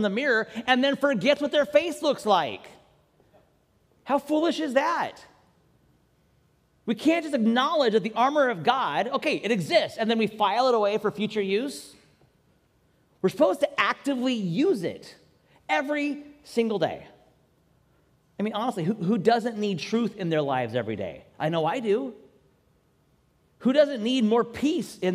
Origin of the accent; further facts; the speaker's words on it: Seattle, Washington, United States; moved away; a team from my hometown, which means for me still the Mariners when they play baseball. And yes, even sometimes the Seahawks